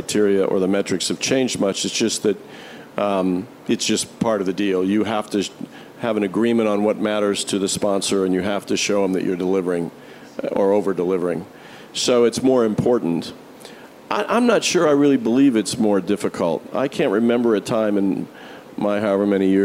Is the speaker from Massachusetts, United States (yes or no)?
no; Indianapolis, Indiana, United States; the Indianapolis 500-mile race at the Speedway in my hometown